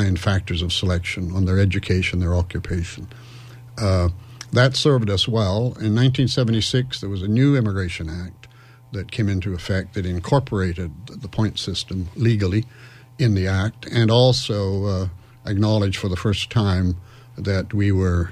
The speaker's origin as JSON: {"language": "English", "town": "Winnipeg", "region": "Manitoba", "country": "Canada", "tie": "born or raised there", "also_born_or_lived": "London", "moved": "as an adult", "said": "I was born in Winnipeg and grew up in Winnipeg"}